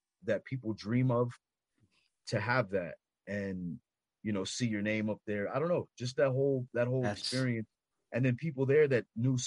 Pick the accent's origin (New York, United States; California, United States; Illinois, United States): California, United States; Los Angeles; I'm from Los Angeles